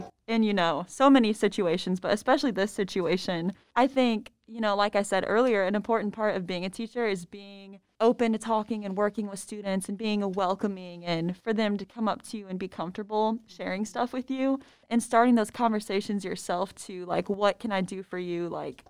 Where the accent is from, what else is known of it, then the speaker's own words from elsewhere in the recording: Fort Wayne, Indiana, United States; My graduating class was like 600. I'm from Fort Wayne, Indiana.